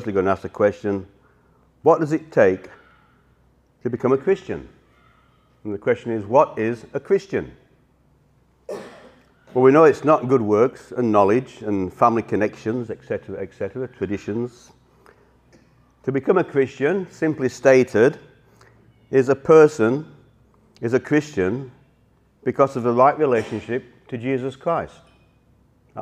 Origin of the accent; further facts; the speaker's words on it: Yorkshire and the Humber, United Kingdom; accent: Yorkshire; moved away; I'm originally from Yorkshire, so it's a Yorkshire accent.